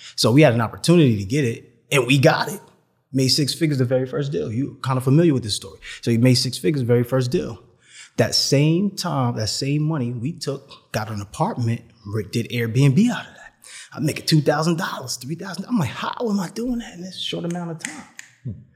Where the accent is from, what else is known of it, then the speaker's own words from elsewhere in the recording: New York City, New York, United States; I'm from New York City